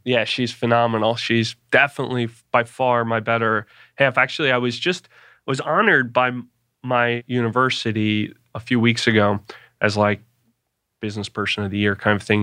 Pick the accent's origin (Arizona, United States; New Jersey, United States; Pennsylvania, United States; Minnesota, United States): Pennsylvania, United States; Philadelphia; I grew up in Philadelphia